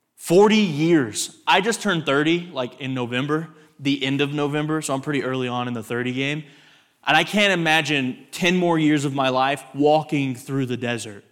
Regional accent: Texas, United States; I grew up in Texas

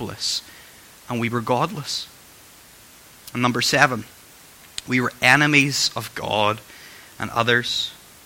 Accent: Northern Ireland, United Kingdom; I'm from Northern Ireland

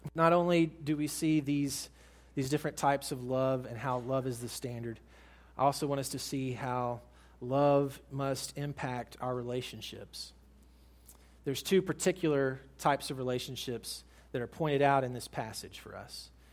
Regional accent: United States; as American Christians

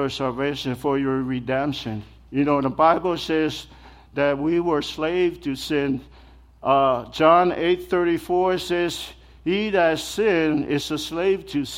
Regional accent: American Samoa; moved away; Growing up back home, the culture is just different, you know. I'm from American Samoa, that's where I'm from.

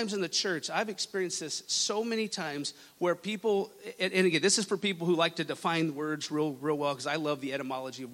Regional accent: Lubbock, Texas, United States; moved away; I was born and raised in Texas, in West Texas

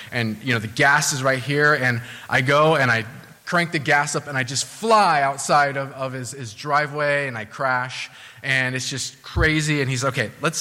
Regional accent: Southern California, United States; now in New England, United States; I'm from Southern California, so weather's excellent there for the most part.

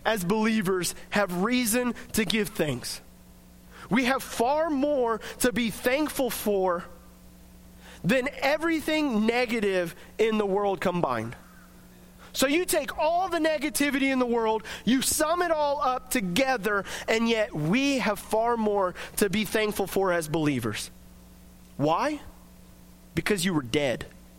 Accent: United States; as American Christians

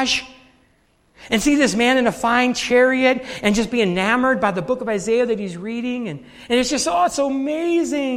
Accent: United States; I'm born an American

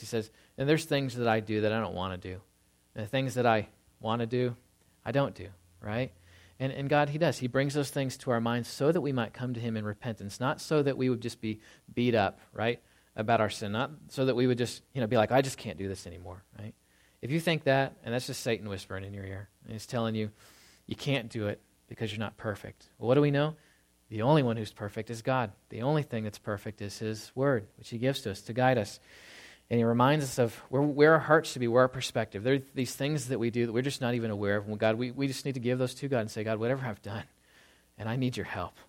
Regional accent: Tornado Alley, Texas, United States; moved away; I grew up in Tornado Alley, and so if you don't know what that is, it's really about an eight hundred mile stretch in the south

